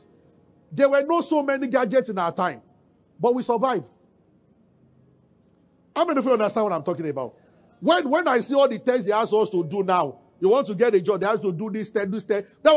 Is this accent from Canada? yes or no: no; Nigeria; we are from Nigeria, but we are not poor